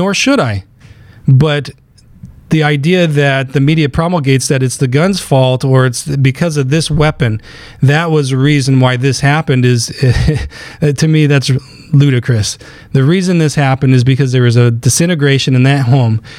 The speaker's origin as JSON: {"language": "English", "town": "Willcox", "region": "Arizona", "country": "United States", "tie": "born or raised there", "moved": "yes", "said": "my hometown in southern Arizona, on the east side of the state, it's a small little school, and it's a cowboy town"}